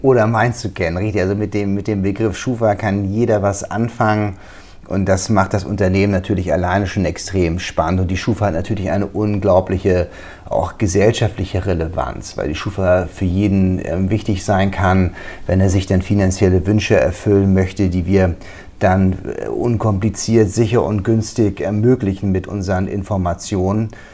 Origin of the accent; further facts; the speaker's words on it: Schleswig-Holstein, Germany; accent: Hamburger Schleswig-Holsteiner Dialekt; moved away as an adult; now in Wiesbaden, Germany; als Holsteiner bin ich natürlich hier Migrant